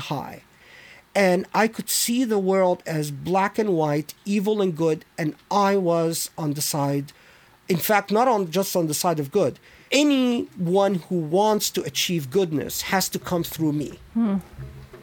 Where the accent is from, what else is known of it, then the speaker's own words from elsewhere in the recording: Egypt; now in United States; As an Egyptian